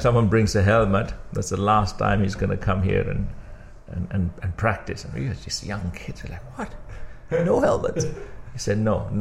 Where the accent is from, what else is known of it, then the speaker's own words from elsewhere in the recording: Kandy, Central Province, Sri Lanka; also born or lived in Matale; I grew up in Kandy all my life, went to Trinity College in Kandy